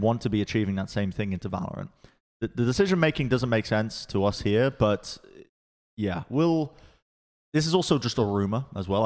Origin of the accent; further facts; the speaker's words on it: England, United Kingdom; moved away as an adult; also born or lived in Los Angeles, United States; now in Texas, United States; I was I was raised in England